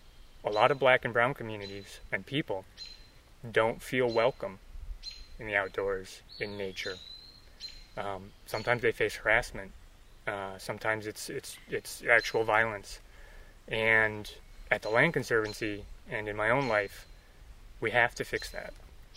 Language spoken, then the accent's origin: English; Buffalo, New York, United States; You know, I grew up in Buffalo. My parents took me to nature preserves. Beaver Meadow, Times Beach, Tift.